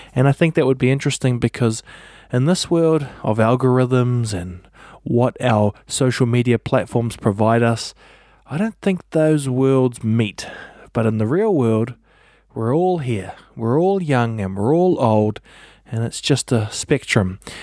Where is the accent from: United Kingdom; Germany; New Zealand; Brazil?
New Zealand; I'm a podcaster from New Zealand.